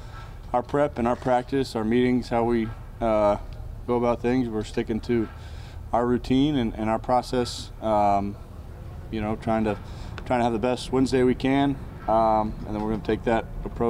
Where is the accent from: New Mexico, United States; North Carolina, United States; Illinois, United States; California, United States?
North Carolina, United States; Charlotte; growing up in Charlotte when the Panthers went to the Super Bowl in 2004, I remember that.